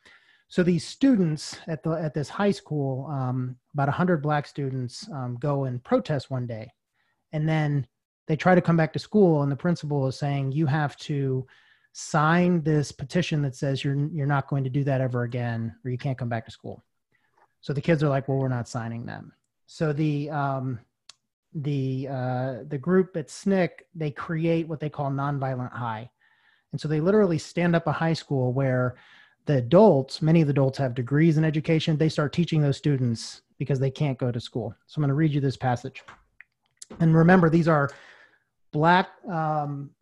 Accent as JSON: {"language": "English", "town": "Stone Mountain", "region": "Georgia", "country": "United States", "tie": "born or raised there", "said": "I grew up in Stone Mountain of all places, went to high school in Stone Mountain"}